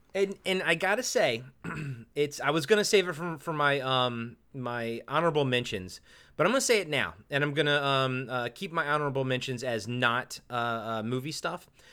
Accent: United States; born or raised there

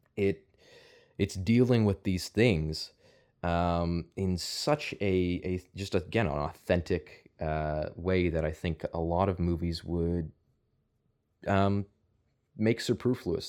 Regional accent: outside of Toronto, Ontario, Canada; I grew up outside of Toronto

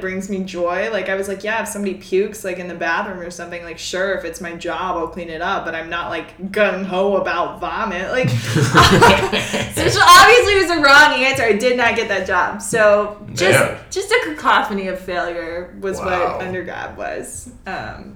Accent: Mississippi, United States; moved away; I'm from Mississippi.

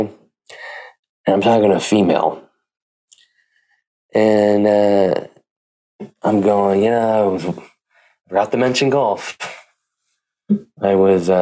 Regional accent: Pleasanton, California, United States; my hometown, Pleasanton, California

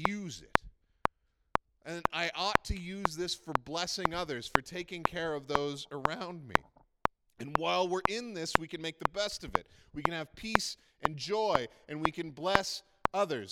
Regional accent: Prince Edward Island, Canada; now in Alberta, Canada; I am from Prince Edward Island. And when you're born on Prince Edward Island, you are always from Prince Edward Island.

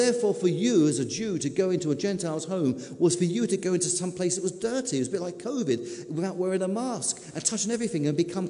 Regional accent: United Kingdom; we're British

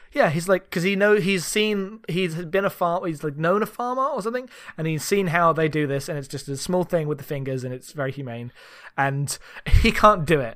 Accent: United Kingdom; coming from uh, d, Britain

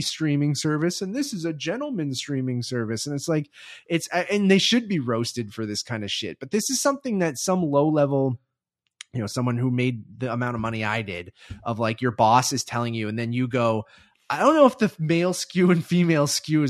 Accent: Canada; And on top of that, we're Canadian. So, like, this doesn't affect us entirely because we don't have HBO Max.

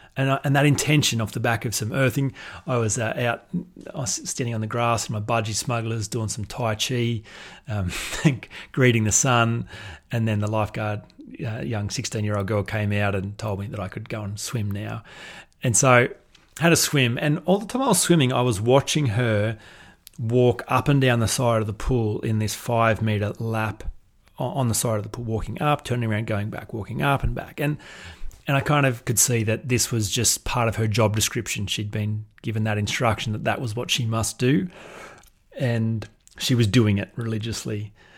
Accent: Australia; accent: Australian drawl; I was from Australia

